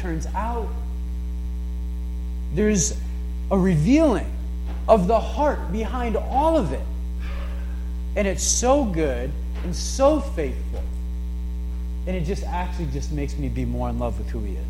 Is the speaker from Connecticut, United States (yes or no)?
yes; New London, Connecticut, United States; growing up in New London